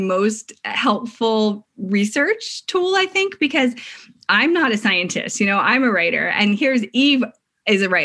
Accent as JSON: {"language": "English", "town": "Philadelphia", "region": "Pennsylvania", "country": "United States", "tie": "born or raised there", "said": "I grew up in outside of Philadelphia, a suburb of Philadelphia"}